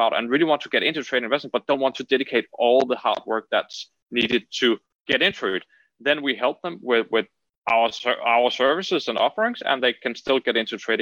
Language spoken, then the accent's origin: English; Denmark; I'm originally from Denmark. So I'm Danish and I've born and raised here